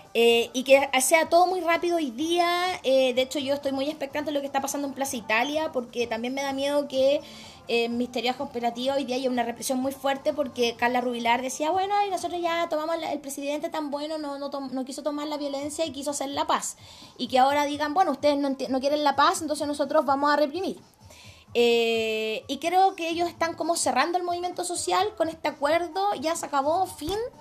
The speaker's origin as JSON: {"language": "Spanish", "country": "Chile", "said": "como chilena promedio"}